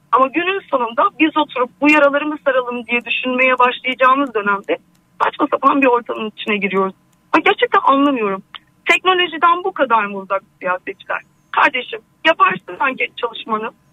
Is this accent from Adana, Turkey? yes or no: yes; Adana, Turkey; also born or lived in Hatay; now in Istanbul, Turkey; Aslen ah, Adanalıyım.